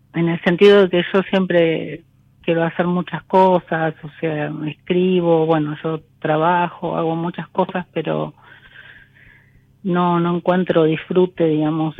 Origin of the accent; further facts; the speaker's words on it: Florencio Varela, Buenos Aires Province, Argentina; De, de Florencio Varela.